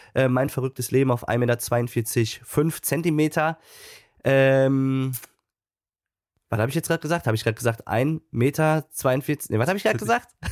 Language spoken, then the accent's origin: German; Münster, North Rhine-Westphalia, Germany; also born or lived in Cologne; Münster, meine Heimatstadt